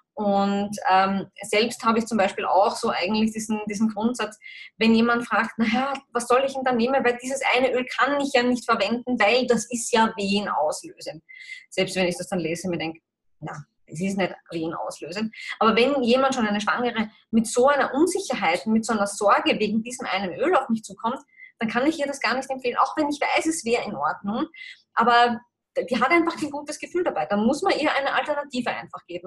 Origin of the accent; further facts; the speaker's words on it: Austria; bei uns in Österreich, Europa